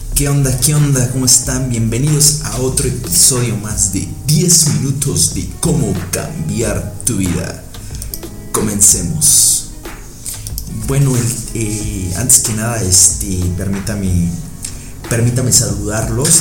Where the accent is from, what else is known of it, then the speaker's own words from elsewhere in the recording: Mexico; yo soy de México